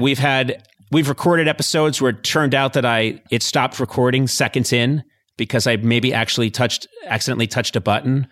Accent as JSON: {"language": "English", "town": "Boston", "region": "Massachusetts", "country": "United States", "tie": "born or raised there", "said": "I grew up in Boston"}